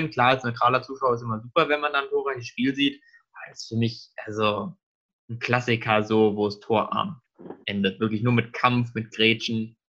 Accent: Frankfurt, Hesse, Germany; da müssen natürlich wir beide als Frankfurter ja eigentlich auch noch was zu sagen.

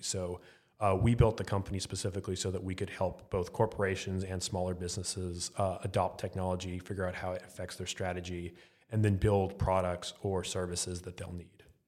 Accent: Arlington, Texas, United States; Arlington, Texas

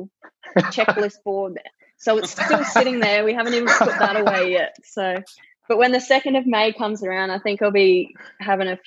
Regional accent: Rockhampton, Queensland, Australia; moved away as an adult; now in Brisbane, Australia; as soon as I finished school, I moved from Rocky down here to Brizzy

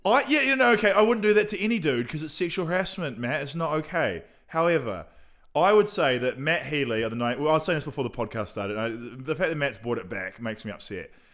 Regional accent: Nelson, New Zealand; moved away as an adult; now in Auckland, New Zealand; I was born in Nelson.

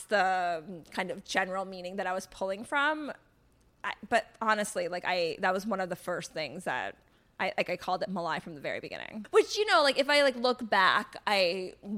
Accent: North Carolina, United States; I grew up in North Carolina

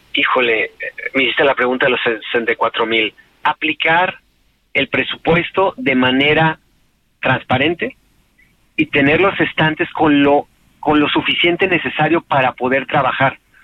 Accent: Mexico; en mi país

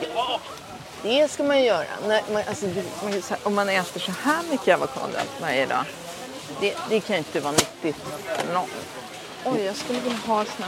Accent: Gothenburg, Västra Götaland, Sweden; Jag är från Göteborg

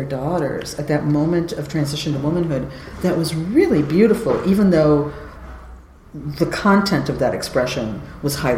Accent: California, United States; I'm from California

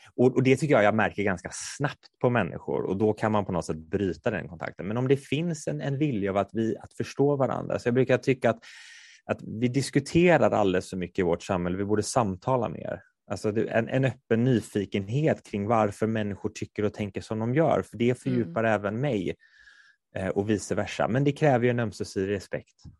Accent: Kungälv, Västra Götaland, Sweden; moved away; jag är från Kungälv från början, där spelar man bandy

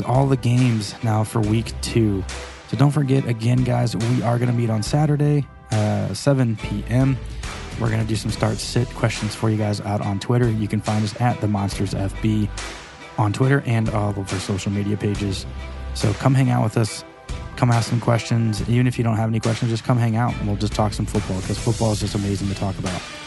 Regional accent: St. Louis, Missouri, United States; I'm from Saint Louis

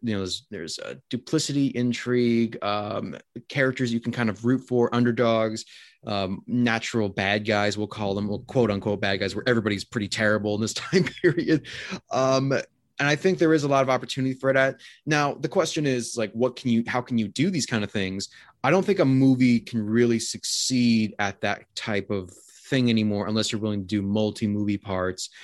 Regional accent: United States; also born or lived in Winnipeg, Canada; as an American, we don't, we don't really have the great ruins

